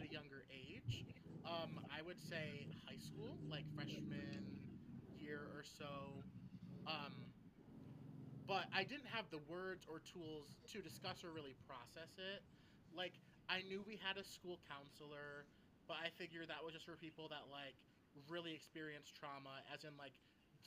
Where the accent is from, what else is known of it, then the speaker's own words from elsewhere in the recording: Benzie County, Michigan, United States; growing up in Benzie County